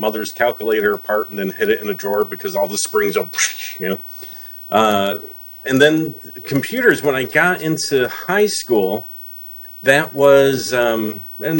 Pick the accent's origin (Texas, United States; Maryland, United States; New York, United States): New York, United States; Syracuse; moved away; at a computer company that was making products for the Atari 8-bit and eventually Atari ST products in my hometown.